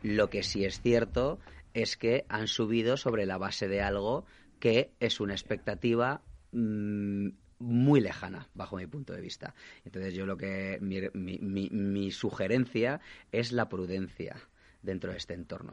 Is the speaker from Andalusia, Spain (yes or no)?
no; Ávila, Castile and León, Spain; now in Madrid, Spain; soy castellano-leonés, que, soy de Ávila además